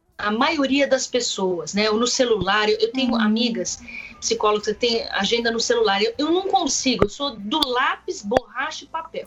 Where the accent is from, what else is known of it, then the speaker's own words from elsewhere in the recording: Brazil; eu sou brasileira